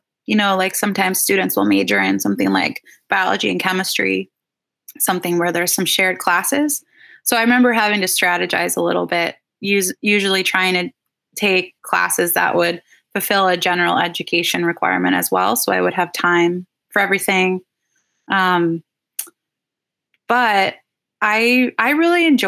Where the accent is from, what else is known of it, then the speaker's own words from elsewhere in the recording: Twin Cities, a suburb of St. Paul, Minnesota, United States; I grew up in the Twin Cities, a suburb of St. Paul.